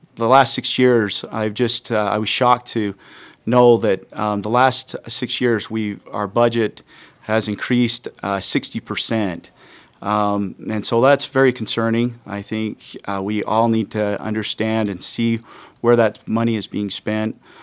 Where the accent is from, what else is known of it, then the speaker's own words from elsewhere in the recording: Parowan, Utah, United States; I'm from Parowan. I grew up in Parowan.